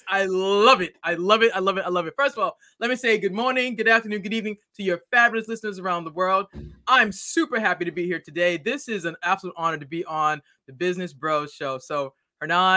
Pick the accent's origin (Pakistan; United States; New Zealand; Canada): United States; Boston, Massachusetts; now in Maryland, United States; I'm originally from Boston. I now live in the great state of Maryland.